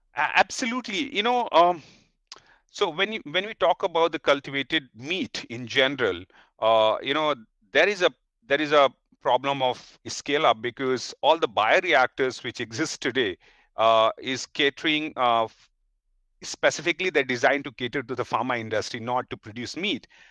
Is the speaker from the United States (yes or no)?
no; India; as an Indian